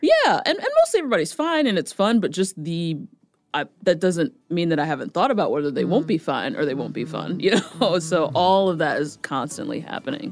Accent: New Jersey, United States; moved away as an adult; also born or lived in New York; now in Nashville, United States; I'm originally from Jersey

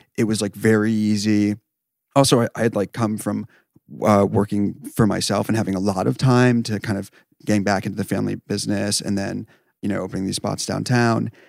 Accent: New York, United States; Twenty-eight, uh, from New York

